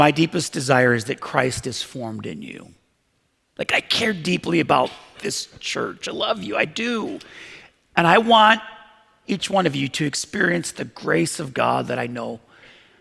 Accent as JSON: {"language": "English", "town": "Buffalo", "region": "New York", "country": "United States", "tie": "born or raised there", "said": "I grew up in Buffalo"}